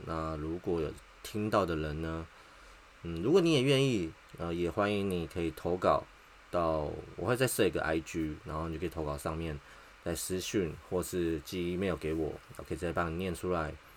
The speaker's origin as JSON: {"language": "Chinese", "region": "Taipei", "country": "Taiwan", "said": "我是台北人。那结婚两年，养了三只小猫咪。那现在在做，呃，工厂的技术员，就是铁工厂"}